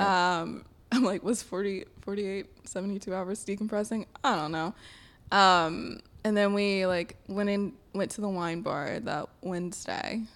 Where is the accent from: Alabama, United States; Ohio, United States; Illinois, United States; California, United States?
Alabama, United States; Sylacauga; now in New York City, United States; I grew up in this small town in Talladega County